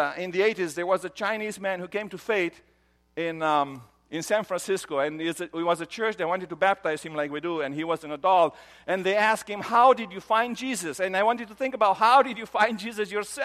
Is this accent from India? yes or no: no; Romania; moved away; I grew up in Romania